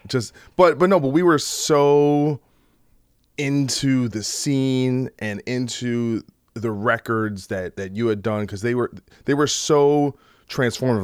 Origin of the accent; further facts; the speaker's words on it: New Brunswick, New Jersey, United States; I, I really came from New Brunswick